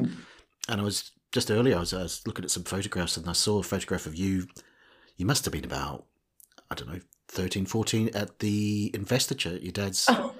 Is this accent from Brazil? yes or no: no; New Zealand; You may have detected from my accent that I was born in, I was born in New Zealand